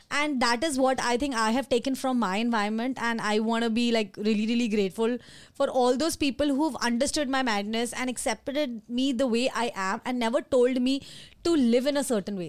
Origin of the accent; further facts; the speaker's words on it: Delhi, India; moved away; I'm born and brought up in Delhi